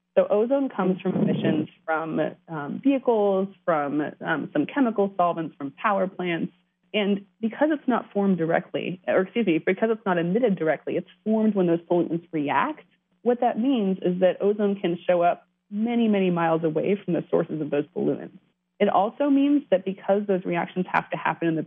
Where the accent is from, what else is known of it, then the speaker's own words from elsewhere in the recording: California, United States; now in Washington, D.C., United States; I'm originally from California. I've watched things dramatically change since I left home.